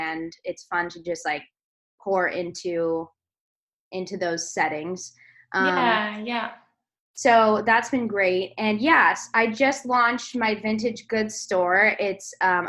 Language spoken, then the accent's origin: English; California, United States; I was born in California, raised in California.